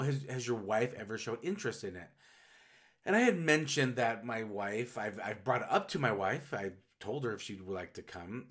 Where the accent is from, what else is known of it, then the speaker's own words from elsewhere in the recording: Utah, United States; the whole forty years I've lived in Utah.